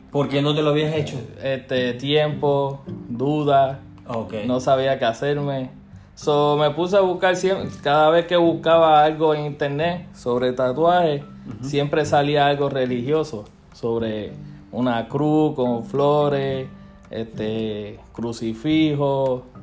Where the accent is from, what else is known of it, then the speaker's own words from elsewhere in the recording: Puerto Rico; now in Atlanta, United States; soy de Puerto Rico, llevo viviendo aquí 15 años.